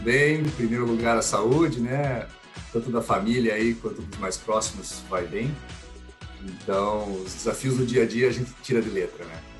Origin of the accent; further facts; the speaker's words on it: Curitiba, Paraná, Brazil; eu sou nascido e criado em Curitiba, então sou curitibano, paranaense.